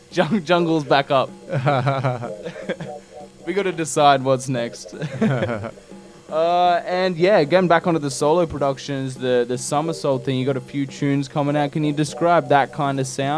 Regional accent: Central Coast, New South Wales, Australia; We're from the Central Coast

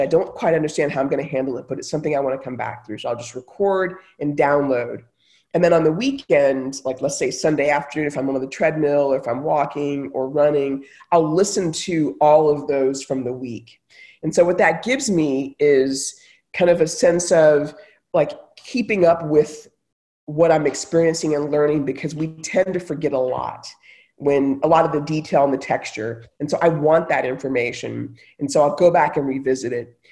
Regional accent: Texas, United States; moved away; also born or lived in Silicon Valley; I grew up in Texas, you know, lived in Silicon Valley.

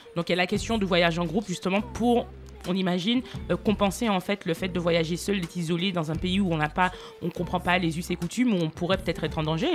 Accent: Martinique; je suis martiniquaise

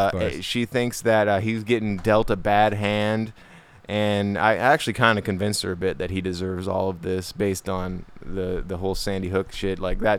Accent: South Africa; I'm South African

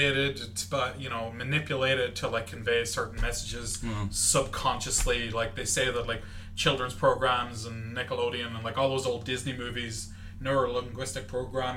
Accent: County Monaghan, Ireland; I'm from Monaghan

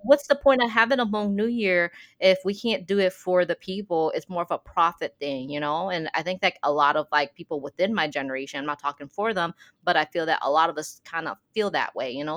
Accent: Midwest, United States; I'm from the Midwest

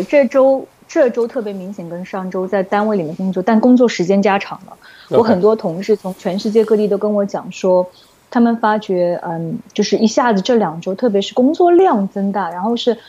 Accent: China; 除了 Donald Trump，除了 Donald Trump，他一定会怪我们中国人。

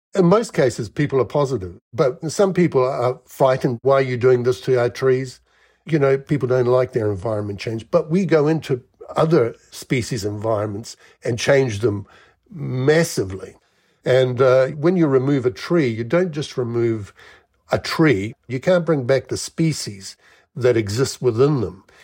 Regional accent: Wellington, New Zealand; moved away; also born or lived in Melbourne, Australia; I grew up in New Zealand, Wellington.

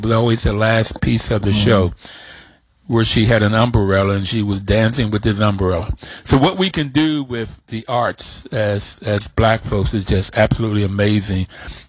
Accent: Bluefield, West Virginia, United States; I grew up in Bluefield, West Virginia, and Bluefield's coal mining country.

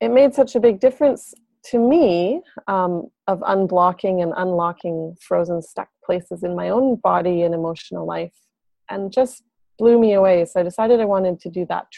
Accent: Whitehorse, Yukon, Canada; also born or lived in Montreal; I grew up downtown Whitehorse

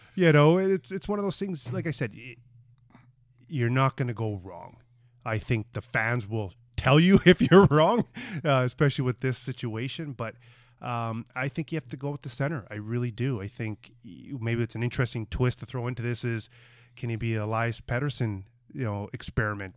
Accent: Brandon, Manitoba, Canada; growing up in Brandon, Manitoba, where, eh, my whole life was just outdoors playing hockey

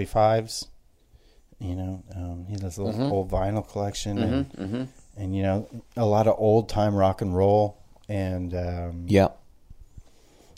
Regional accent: Canada; I'm pretty Canadian

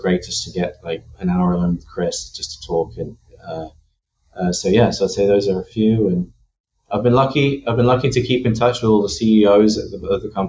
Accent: Bristol, South West England, United Kingdom; moved away as an adult; also born or lived in London / San Francisco; now in United States; Bristol in the UK, and is where I grew up.

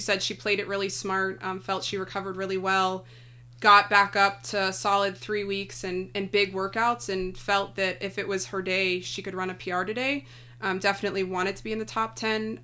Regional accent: United States; as an American

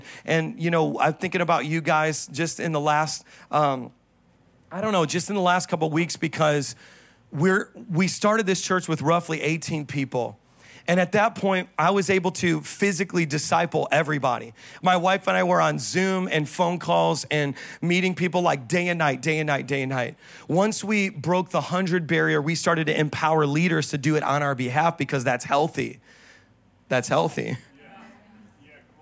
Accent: Midwest, United States; moved away; I was from the Midwest where there's lakes that don't have big waves

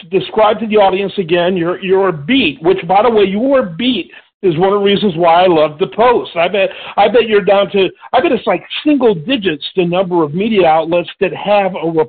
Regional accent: Michigan, United States; moved away; I grew up in Michigan

